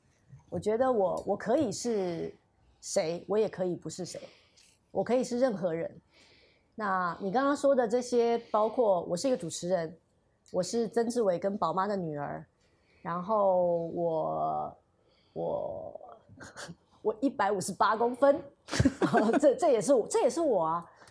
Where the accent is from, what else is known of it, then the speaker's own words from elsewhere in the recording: Taiwan; 我跟我妹妹，我跟我妹妹住台湾。